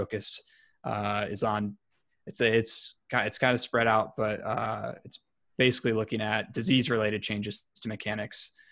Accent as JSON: {"language": "English", "town": "Elyria", "region": "Ohio", "country": "United States", "tie": "born or raised there", "said": "I grew up in a small town just west of Cleveland, Ohio. It's called Elyria"}